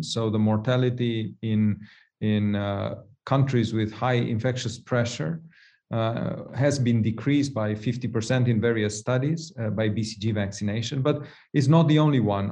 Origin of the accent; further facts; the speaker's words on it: Romania; moved away; I'm from Romania originally myself